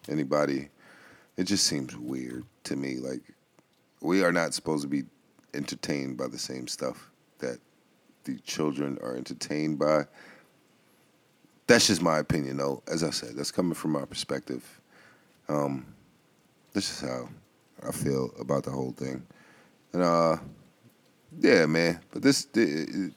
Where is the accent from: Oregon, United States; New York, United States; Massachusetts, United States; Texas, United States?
New York, United States; New York City; as I always salute to the BX. It's my hometown